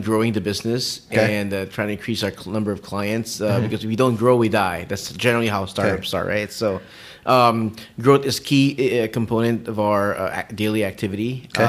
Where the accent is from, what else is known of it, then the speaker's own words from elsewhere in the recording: Quezon City, Metro Manila, Philippines; moved away as an adult; also born or lived in United States; No, I grew up in Quezon City.